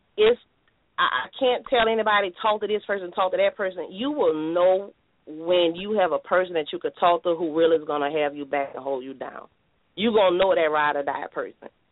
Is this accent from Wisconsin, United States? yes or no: no; New Orleans, Louisiana, United States; I'm from New Orleans, Louisiana, born and raised.